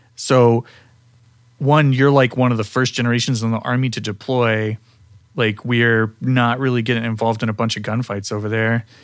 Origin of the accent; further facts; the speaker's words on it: Midwest, United States; I'm come from the Midwest. Um, I was a normal middle class kid